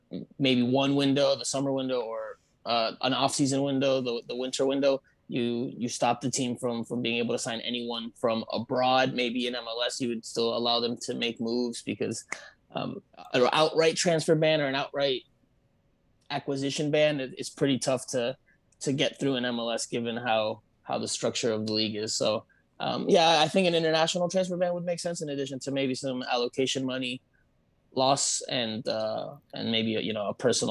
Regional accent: Florida, United States; I'm obviously born and raised in the South Florida area. I'm a proud South Floridian.

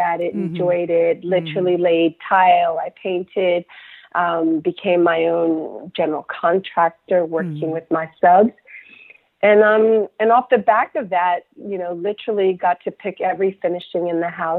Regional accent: Somerset, New Jersey, United States; moved away as an adult; also born or lived in Enugu, Nigeria / Washington, District of Columbia, United States; now in London, United Kingdom; We were born in Nigeria, but we came out as a family, and we grew up in Somerset, New Jersey.

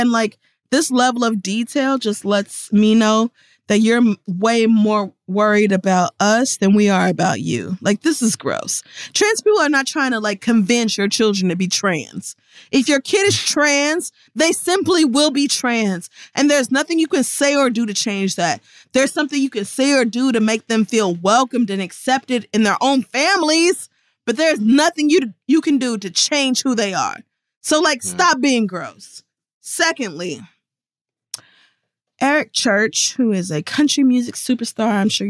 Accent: North Carolina, United States; I'm from North Carolina. I want to watch the Tar Heels.

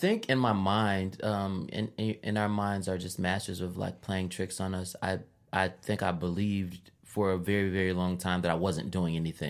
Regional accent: Chicago, Illinois, United States; I am the …, a rapper, librarian, born and raised in Chicago.

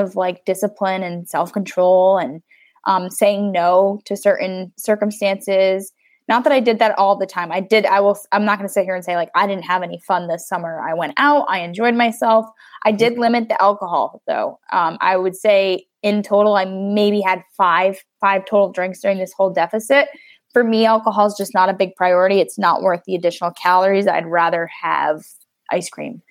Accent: United States; I'm an American

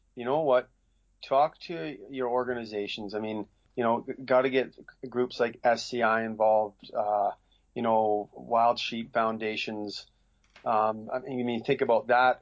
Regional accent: Northwest Territories, Canada; now in Williams Lake, Canada; I grew up in Northwest Territories working for the Lancasters

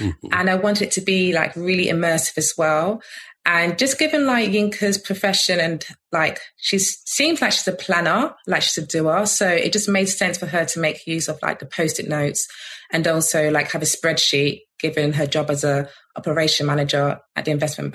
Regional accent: London, United Kingdom; I grew up in Peckham for the first like 13 years of my life.

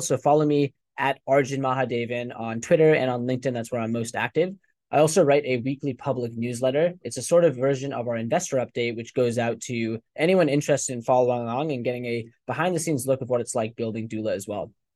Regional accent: United States; also born or lived in England / India (ancestry); when I was six years old, they decided to immigrate to the U S.

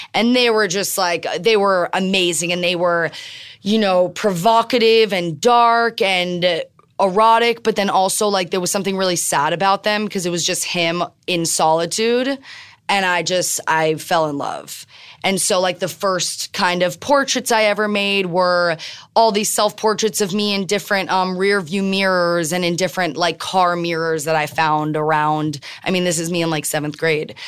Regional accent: Miami, Florida, United States; moved away; also born or lived in Tel Aviv / New York; I'm born and raised in Miami

